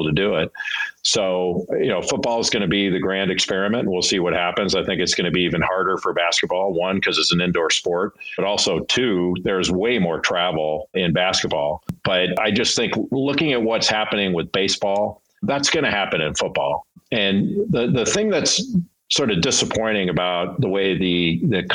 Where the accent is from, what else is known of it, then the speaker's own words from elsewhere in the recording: Southern California, United States; When I grew up in Southern California